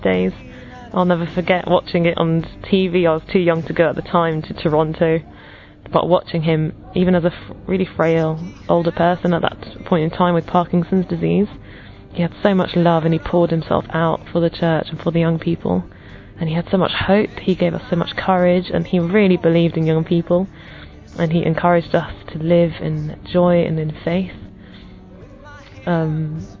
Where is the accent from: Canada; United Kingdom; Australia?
United Kingdom; England; I'm from England